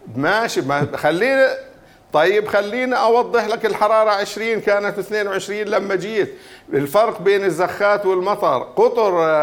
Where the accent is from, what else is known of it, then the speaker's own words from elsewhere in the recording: Jordan; عندنا في الاردن